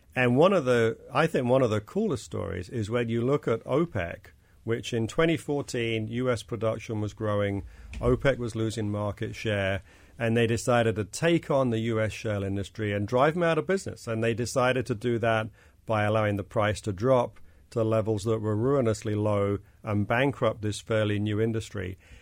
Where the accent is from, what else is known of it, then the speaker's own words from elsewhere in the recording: London, United Kingdom; now in United States; this isn't where I grew up. I brought my accent with me from, from London